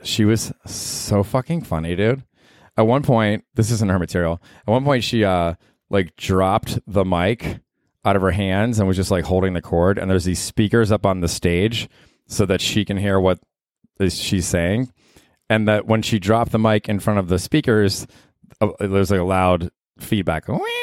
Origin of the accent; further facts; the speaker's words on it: Tampa, Florida, United States; moved away as an adult; also born or lived in Georgia; I grew up in Tampa